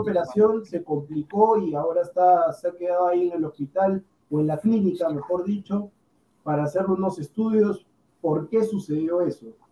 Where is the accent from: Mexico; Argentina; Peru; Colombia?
Peru; yo como peruano